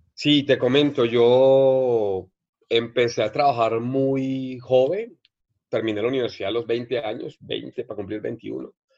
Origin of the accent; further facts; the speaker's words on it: Barranquilla, Atlántico, Colombia; moved away as an adult; now in Mexico; de Barranquilla.